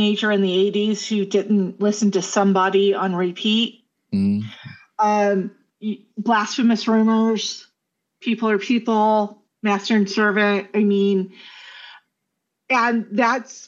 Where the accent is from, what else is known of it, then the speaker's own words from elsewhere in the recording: Southern California, United States; growing up in Southern California, listening to K-Rock